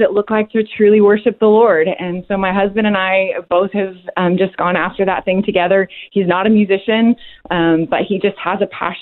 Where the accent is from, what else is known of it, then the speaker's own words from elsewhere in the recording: Texas, United States; moved away as an adult; also born or lived in Dallas; now in Atlanta, United States; I grew up in Texas, lived there most of my life until I got married, and then my husband took me all over the place